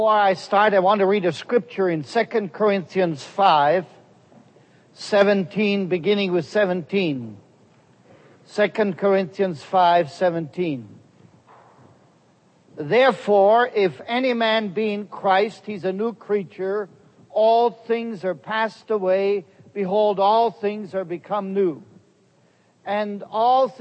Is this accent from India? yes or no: no; Heidelberg, Baden-Württemberg, Germany; first language German; English is a second language; moved away as an adult; now in United States; I was born in the Pearl of Germany in the city of Heidelberg.